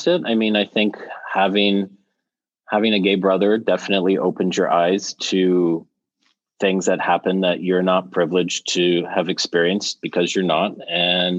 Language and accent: English; Canada; now in United States; being Canadian a little bit. And I see that from living in the US for as long as I have